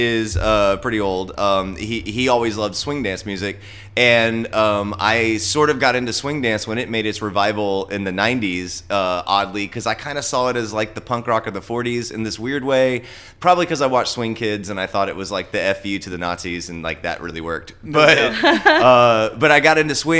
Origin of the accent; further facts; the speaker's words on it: Texas, United States; moved away as an adult; also born or lived in Austin, Texas / Denver, Colorado; I grew up in Texas, but it's never really felt like home to me